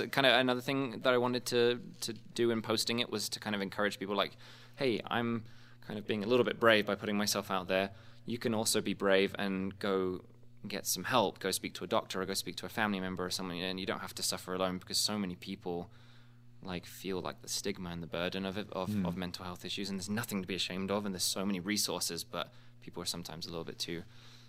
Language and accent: English; England, United Kingdom; now in United States; both in my home country of England and here in the States right now.